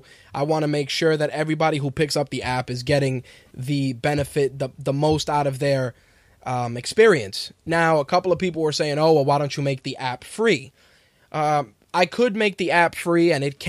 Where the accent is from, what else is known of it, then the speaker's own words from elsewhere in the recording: New York, United States; I'm a New Yorker